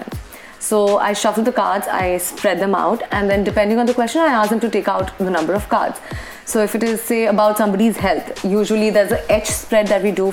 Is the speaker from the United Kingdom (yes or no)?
no; Kolkata, West Bengal, India; moved away as an adult; also born or lived in Bangalore; I was born and brought up in Calcutta itself